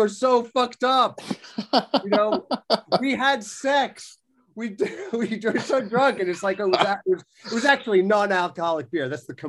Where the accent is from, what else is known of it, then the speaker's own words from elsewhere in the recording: New York, United States; I'm from Long Island.